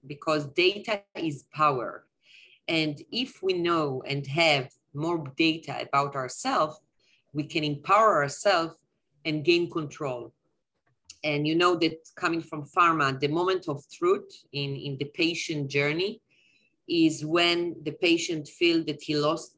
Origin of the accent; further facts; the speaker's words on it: Tel Aviv, Tel Aviv District, Israel; I'm originally from Tel Aviv.